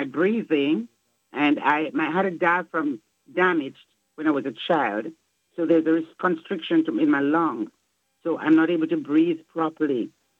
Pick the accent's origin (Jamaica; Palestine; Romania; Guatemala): Jamaica; moved away as an adult; now in Flint, United States; am 68 years old. My height is 53. I'm 162 pounds. And I'm from Jamaica for the past 4 years.